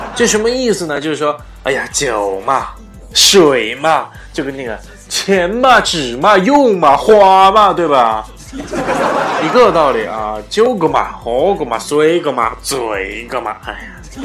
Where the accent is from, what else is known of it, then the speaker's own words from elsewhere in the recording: China; 我们中国人